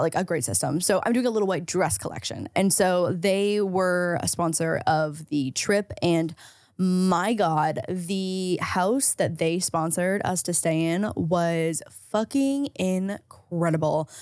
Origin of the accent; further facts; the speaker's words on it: St. Catharines, Ontario, Canada; now in Los Angeles, United States; I have an hour, hour and a half drive to get to my hometown in Saint Catharines